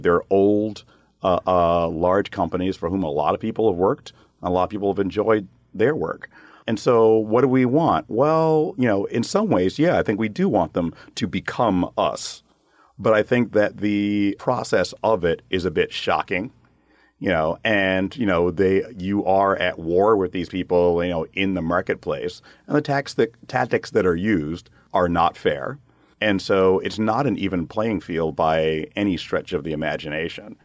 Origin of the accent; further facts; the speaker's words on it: United States; as an American brewer